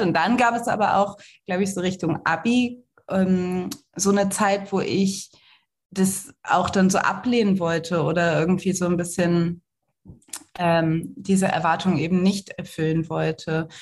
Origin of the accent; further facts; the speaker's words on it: Cologne, North Rhine-Westphalia, Germany; ich komme aus Köln